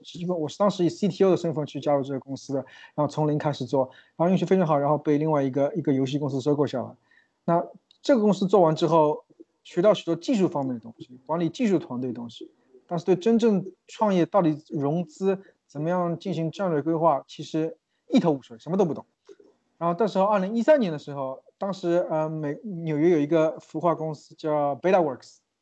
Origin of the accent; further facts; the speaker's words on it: China; now in New York, United States; 我们中国人在，在美国的话，也有比较多的限制，签证是第一大问题